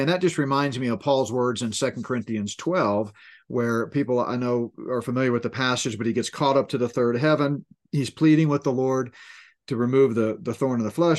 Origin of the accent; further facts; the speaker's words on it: Northeast, United States; moved away; I grew up in the Northeast